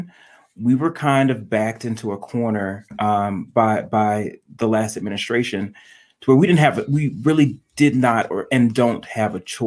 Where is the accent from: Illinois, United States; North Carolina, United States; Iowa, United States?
North Carolina, United States; now in Detroit, United States; I'm from North Carolina, my grandmother still lives there